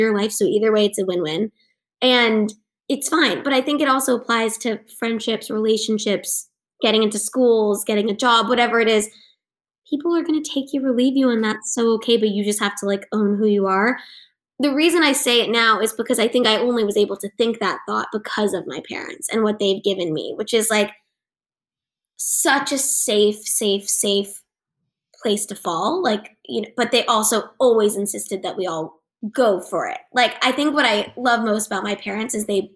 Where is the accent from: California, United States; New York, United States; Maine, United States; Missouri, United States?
California, United States; Los Angeles; I grew up in Cheviot Hills